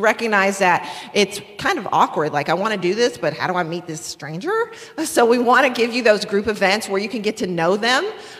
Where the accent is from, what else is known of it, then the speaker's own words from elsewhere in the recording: North Carolina, United States; also born or lived in Florida / Washington State; now in Pennsylvania, United States; But we're from North Carolina originally. And moved here a year ago, but we've been Florida for years and Washington State, now Pennsylvania.